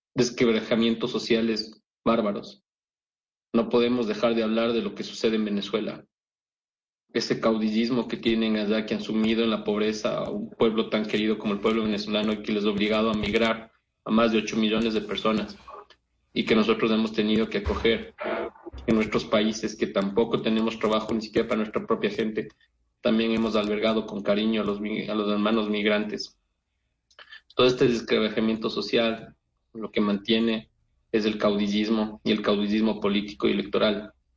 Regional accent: Ecuador

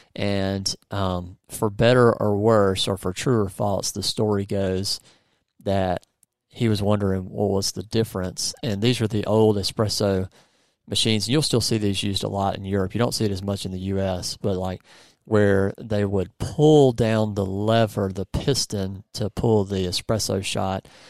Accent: United States; I'm American

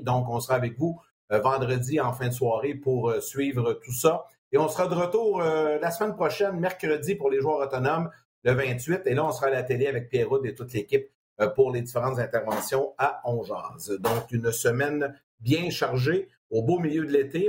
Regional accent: Sorel-Tracy, Quebec, Canada; mon coin, de ma région natale, Sorel-Tracy

